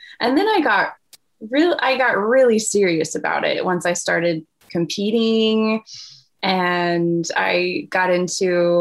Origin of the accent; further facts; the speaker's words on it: Kansas City, United States; moved away as an adult; also born or lived in Taiwan; I grew up in Kansas City. That's where I live now, in Kansas City. And I've been in and out, but grew up just in the suburbs of Kansas City